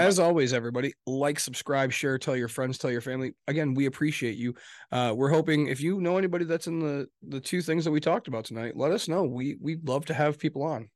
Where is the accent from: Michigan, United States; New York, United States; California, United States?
Michigan, United States; West; we're from West Michigan